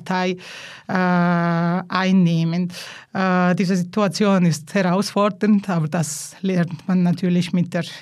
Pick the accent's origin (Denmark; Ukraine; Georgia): Georgia; first language Georgian; German is a second language; So, Georgisch ist eben meine Muttersprache. Von klein an musste ich Russisch lernen. Dann kam Deutsch und Italienisch.